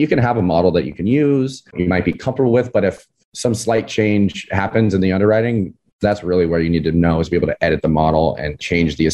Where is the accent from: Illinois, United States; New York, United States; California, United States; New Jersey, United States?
California, United States; San Clemente; I grew up in Southern California, in a little beach town called San Clemente.